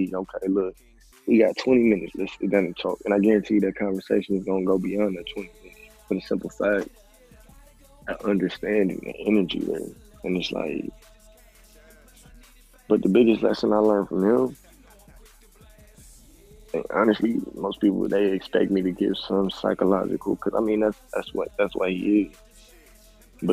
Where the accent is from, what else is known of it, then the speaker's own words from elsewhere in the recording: Milwaukee, Wisconsin, United States; moved away as an adult; now in Georgia, United States; I'm from Wisconsin. And I moved down here to Georgia